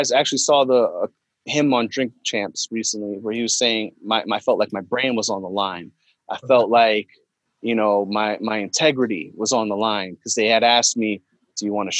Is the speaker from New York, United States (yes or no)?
yes; New York, United States; now in Connecticut, United States; I grew up in New York